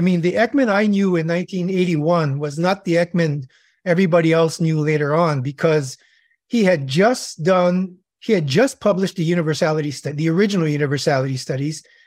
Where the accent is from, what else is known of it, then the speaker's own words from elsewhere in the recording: Hawaii, United States; moved away as an adult; also born or lived in California; I'm born and raised in Hawaii